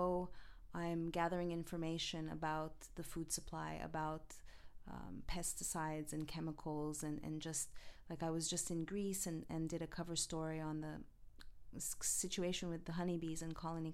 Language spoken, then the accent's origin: English; Montreal, Quebec, Canada; moved away as an adult; now in Los Angeles, United States; I'm originally from Montreal, Canada